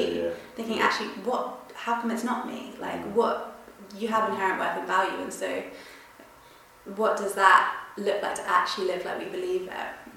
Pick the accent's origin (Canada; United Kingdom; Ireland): United Kingdom; Reigate, South East England; moved away as an adult; now in Leeds, United Kingdom; originally I'm from Reigate, Surrey.